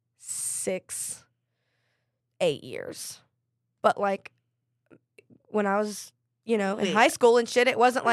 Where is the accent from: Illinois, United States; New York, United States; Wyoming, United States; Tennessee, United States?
Tennessee, United States; outside of Nashville; I grew up 30 minutes outside of Nashville